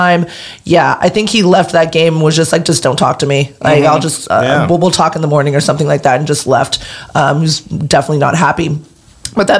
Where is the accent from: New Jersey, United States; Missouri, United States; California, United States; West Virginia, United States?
California, United States; Los Angeles; also born or lived in Newport News, Virginia / New York; I was not born, but I was raised